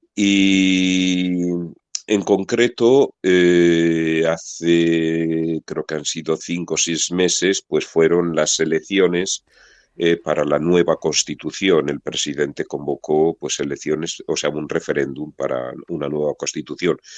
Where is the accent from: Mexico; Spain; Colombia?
Spain; Burgos, Castile and León; moved away as an adult; also born or lived in Central African Republic; now in Mbaïki, Central African Republic; yo soy de Burgos